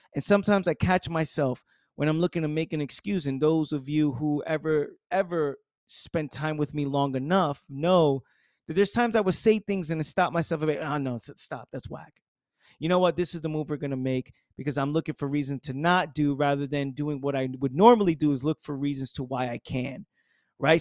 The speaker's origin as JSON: {"language": "English", "town": "New York City", "region": "New York", "country": "United States", "tie": "born or raised there", "said": "my accent, you know, growing up in the Bronx, being in the hood"}